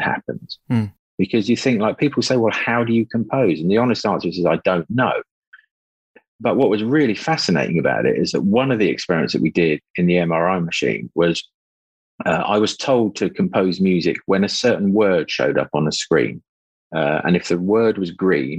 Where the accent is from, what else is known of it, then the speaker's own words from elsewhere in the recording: Luton, East of England, United Kingdom; I'm from Luton and my bedroom overlooked the Electrolux car park.